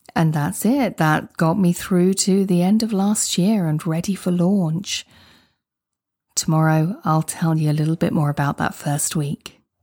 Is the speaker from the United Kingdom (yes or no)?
yes; United Kingdom; I'm a Brit. I say garage, not garage.